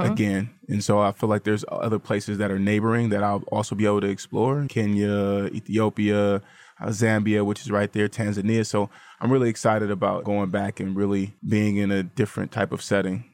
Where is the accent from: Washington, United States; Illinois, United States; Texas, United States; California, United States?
California, United States; Vallejo; she's actually from my hometown